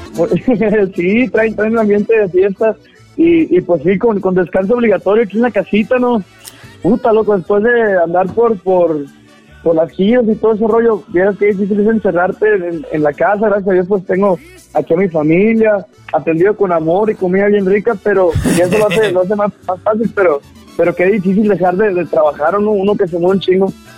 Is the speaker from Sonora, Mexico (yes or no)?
yes; Caborca, Sonora, Mexico; yo soy de Caborca